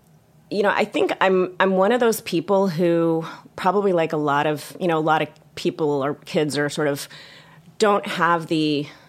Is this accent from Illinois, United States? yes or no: no; Baltimore, Maryland, United States; born or raised there